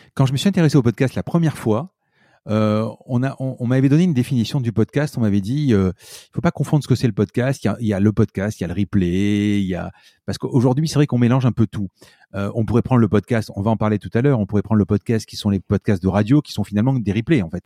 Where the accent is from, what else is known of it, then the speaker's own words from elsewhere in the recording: Marseille, Provence-Alpes-Côte d'Azur, France; je suis Marseillais à Marseille